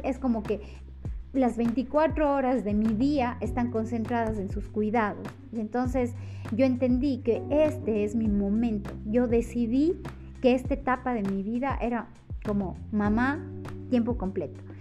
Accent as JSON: {"language": "Spanish", "country": "Ecuador", "said": "en mi país, por ejemplo, en Ecuador"}